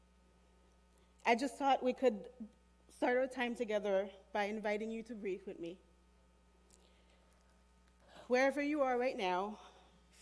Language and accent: English; Haiti; I was born and raised in Haiti